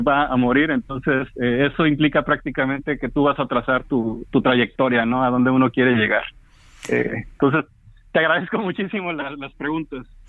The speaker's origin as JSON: {"language": "Spanish", "town": "Papantla", "region": "Veracruz", "country": "Mexico", "tie": "born or raised there", "moved": "yes", "lives_now": "Mexico City, Mexico", "said": "soy de Papantla, Veracruz, eh, pero siempre con mucho cariño recordando a, no solamente a los familiares, sino a los amigos de la secundaria y de la preparatoria"}